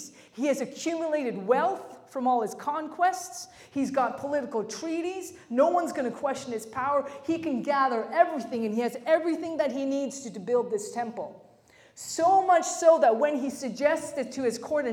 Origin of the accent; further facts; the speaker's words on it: Mississauga, Ontario, Canada; When I was growing up, I grew up in the West End of Toronto, Mississauga, Lorne Park area. That's where I went to school